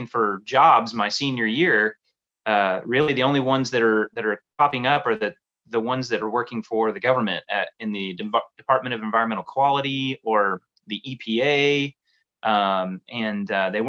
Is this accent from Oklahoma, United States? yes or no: yes; Tulsa, Oklahoma, United States; in Tulsa, Oklahoma, where I grew up